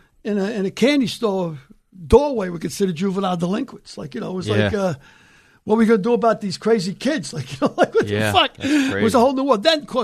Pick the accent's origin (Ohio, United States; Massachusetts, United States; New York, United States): New York, United States; New York City; also born or lived in County Cork, Ireland; My thing about growing up in the Bronx in the 50s